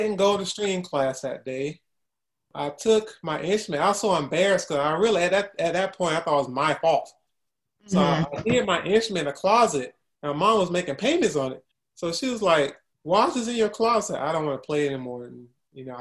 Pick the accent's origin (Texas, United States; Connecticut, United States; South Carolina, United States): South Carolina, United States; Columbia; My hometown, I'm originally from Columbia, South Carolina.